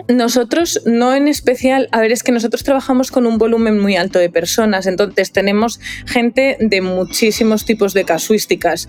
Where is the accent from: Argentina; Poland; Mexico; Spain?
Spain; León, Castile and León; moved away as an adult; now in Madrid, Spain; yo soy de León, por ejemplo, pues yo tenía mi domicilio en León y cuando empecé a trabajar, que yo empecé a trabajar en Madrid